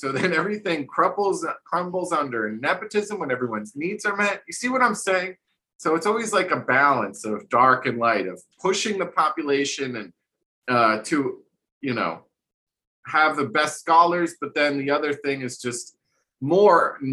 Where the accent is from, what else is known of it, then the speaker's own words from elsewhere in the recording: New Jersey, United States; growing up in New Jersey